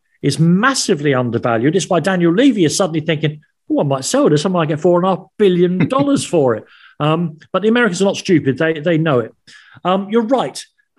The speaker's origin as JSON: {"language": "English", "region": "London", "country": "United Kingdom", "tie": "born or raised there", "moved": "as an adult", "lives_now": "Ireland", "said": "I was born and brought up in Islington."}